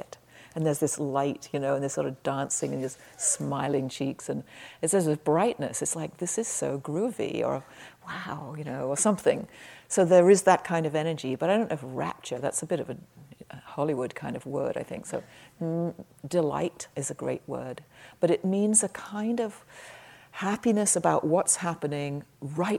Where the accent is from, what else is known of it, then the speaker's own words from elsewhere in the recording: England, United Kingdom; moved away; When I was growing up in England in the 50s